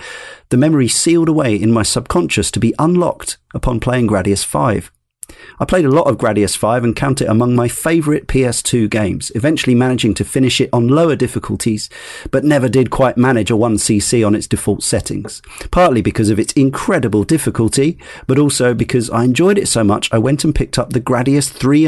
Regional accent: Weston-super-Mare, South West England, United Kingdom; I have no memory of having played it at any of the numerous arcades that lined the seafront where I grew up in Western Supermare. I was born in 86

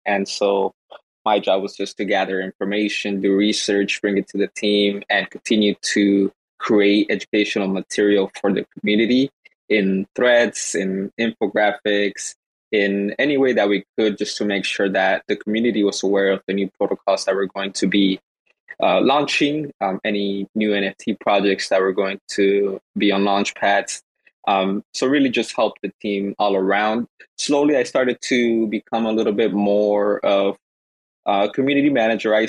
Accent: Guatemala; now in Los Angeles, United States; I'm actually from Guatemala

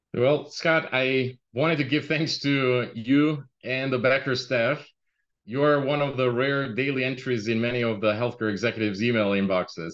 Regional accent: Albania; moved away as an adult; now in Chicago, United States; I immigrated in US in uh, 1999, and before that, uh, right out of school, uh, I came from Albania.

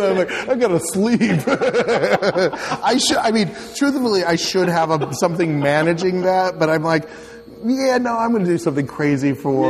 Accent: California, United States; I grew up in California.

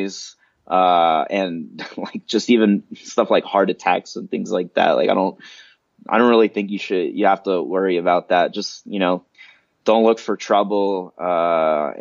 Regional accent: Atlanta, Georgia, United States; moved away as an adult; now in Mexico City, Mexico; where I grew up in Atlanta

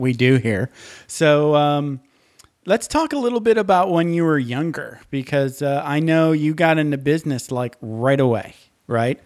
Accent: Menominee, Michigan, United States; where I grew up is a place called Menominee, Michigan

